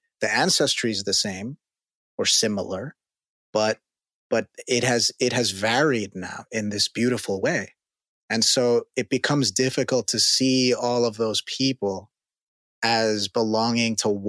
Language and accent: English; New York, United States; as a New Yorker, and you know, you also live nearby, you know, Queens, Brooklyn, the Bronx, those are different.